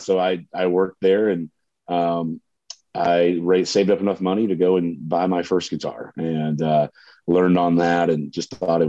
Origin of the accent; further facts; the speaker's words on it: Suwanee, Georgia, United States; moved away as an adult; now in Nashville, United States; Growing up in Swanee, Georgia, I mean, it to me was really kind of the perfect place to be raised.